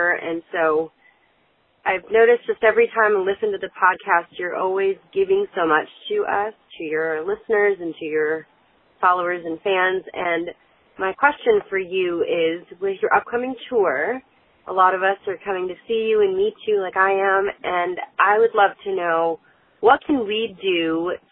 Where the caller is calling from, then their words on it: Atlanta, Georgia, United States; I'm calling from Atlanta.